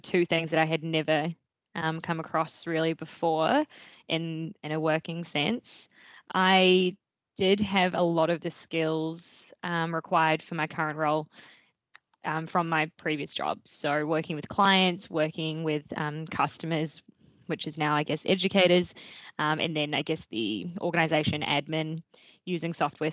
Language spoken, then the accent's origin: English; Wellington, New Zealand; moved away as an adult; also born or lived in Dunedin, New Zealand; now in Melbourne, Australia; I grew up in Wellington in New Zealand